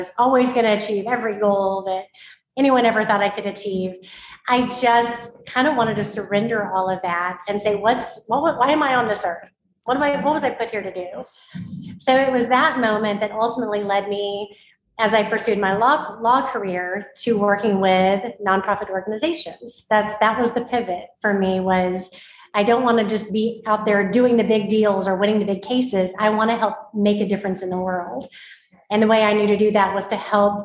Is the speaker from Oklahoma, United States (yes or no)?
yes; Oklahoma, United States; I grew up in Oklahoma, born and raised a football fan